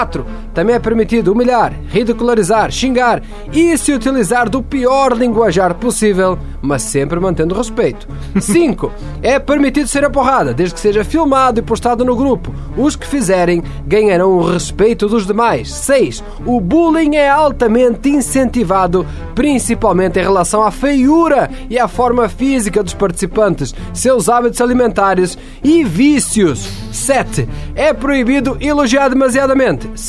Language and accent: Portuguese; Santa Catarina, Brazil; now in Canoas, Brazil; eu sou de Santa Catarina, mas eu moro em Canoas.